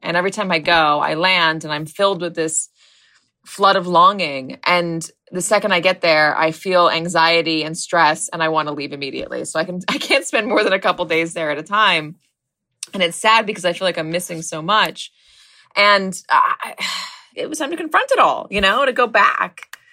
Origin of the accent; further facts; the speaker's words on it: Los Angeles, California, United States; moved away; my hometown, the Palisades, which, which is a, it's a nice place. It's gotten extremely wealthy since I left